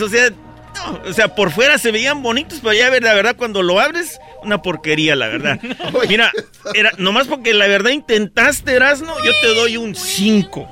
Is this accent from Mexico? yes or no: no; Guatemala; yo soy ah, igual como Edwin guatemalteco